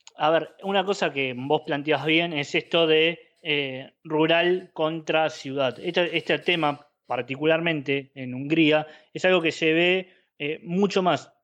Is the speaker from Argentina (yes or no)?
yes; Argentina; somos argentinos